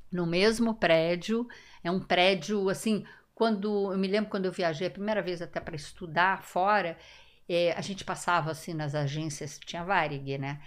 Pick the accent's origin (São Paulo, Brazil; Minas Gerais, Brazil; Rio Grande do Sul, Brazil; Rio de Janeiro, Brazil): Rio de Janeiro, Brazil; eu sou carioca da gema, mas nasci e morei a minha infância e adolescência toda na Urca